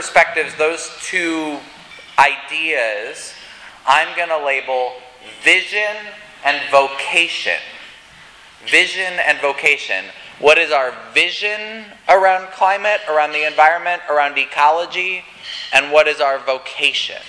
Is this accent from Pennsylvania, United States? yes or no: no; Colorado, United States; I grew up in Colorado, and right near my house, I-70 juts up into the mountains